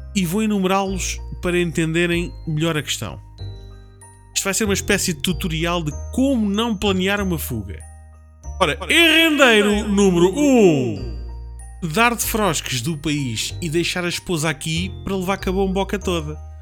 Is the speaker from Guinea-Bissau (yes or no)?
no; Portugal; Eu sei, como português